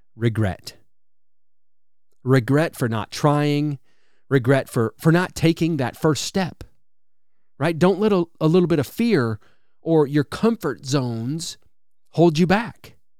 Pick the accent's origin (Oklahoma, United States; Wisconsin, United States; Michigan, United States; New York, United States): Wisconsin, United States; now in Alabama, United States; I grew up in Wisconsin, so I'm, I'm familiar with really cold winters